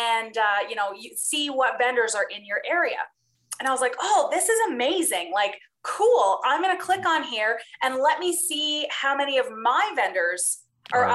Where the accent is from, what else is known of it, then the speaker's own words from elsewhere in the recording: Newfoundland and Labrador, Canada; now in Calgary, Canada; I'm from Newfoundland originally